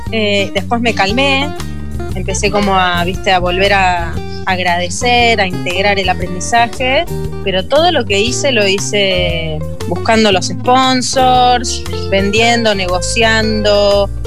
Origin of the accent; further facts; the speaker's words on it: Córdoba, Argentina; born there; also born or lived in Buenos Aires; En realidad yo nací en Córdoba, mis padres son cordobeses. Eh, y mi mamá es la única que quedó en Buenos Aires, porque es ahí donde vivimos por última vez todos juntos.